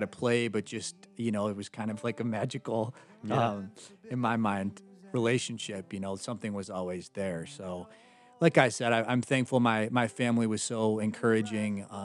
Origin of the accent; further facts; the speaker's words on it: Rockford, Illinois, United States; moved away as an adult; also born or lived in Nashville, Tennessee; I was born and raised in Rockford, Illinois